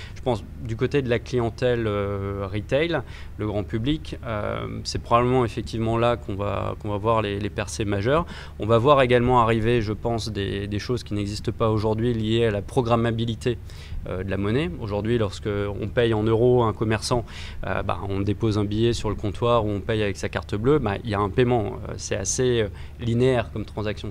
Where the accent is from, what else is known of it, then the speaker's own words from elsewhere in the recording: France; lorsqu'on est français